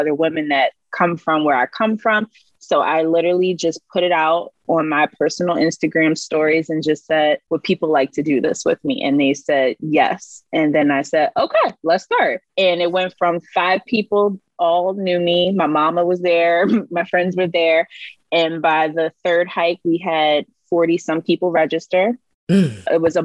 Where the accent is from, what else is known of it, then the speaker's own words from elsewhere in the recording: Philadelphia, Pennsylvania, United States; I've lived here all my life.